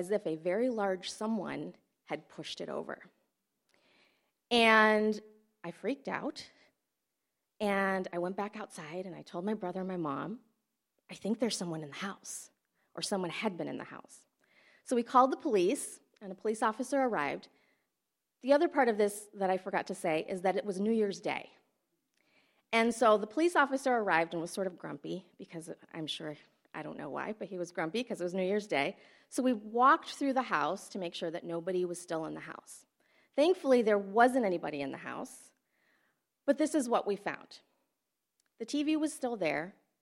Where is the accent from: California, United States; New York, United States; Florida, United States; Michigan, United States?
Michigan, United States; Flint; moved away as an adult; also born or lived in Fiji; I had a really great childhood growing up in Flint